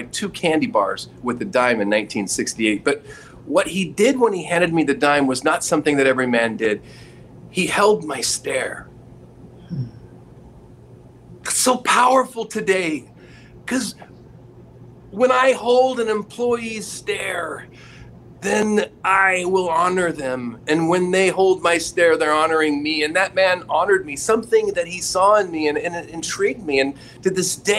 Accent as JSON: {"language": "English", "town": "Roseburg", "region": "Oregon", "country": "United States", "tie": "born or raised there", "moved": "yes", "lives_now": "Irvine, United States", "said": "I was born in Roseburg, Oregon in 1962, Mercy Hospital"}